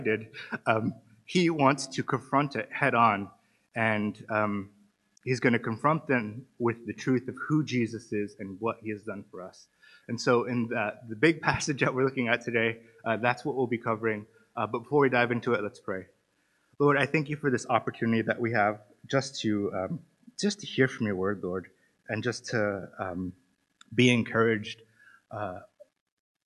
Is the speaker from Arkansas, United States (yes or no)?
no; Antelope Valley, California, United States; now in Cork, Ireland; I'm American. For those of you who don't know, I'm from California. I'm actually from Los Angeles, but I usually say Los Angeles, but it's a little bit over the hills north of Los Angeles in an area called the Antelope Valley